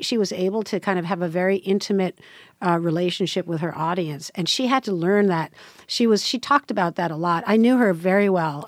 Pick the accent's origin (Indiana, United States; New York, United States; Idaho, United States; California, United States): New York, United States; New York City; I grew up in New York City